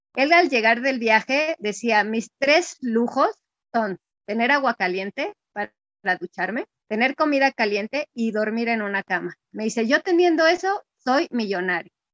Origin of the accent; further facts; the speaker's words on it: Mexico; also born or lived in Mexico City; Yo soy, bueno, mexicana